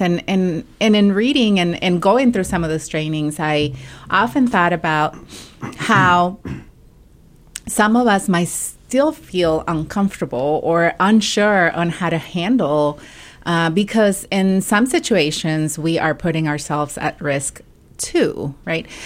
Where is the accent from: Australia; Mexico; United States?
Mexico; English is a second language; moved away; I am an immigrant from Mexico, um, and also a non-native English speaker.